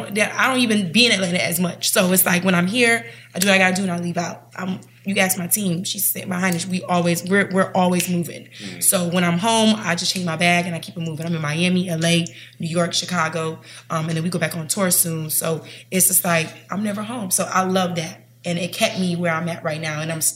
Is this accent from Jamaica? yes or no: yes; Jamaica; I'm Caribbean too, so anything a vibe.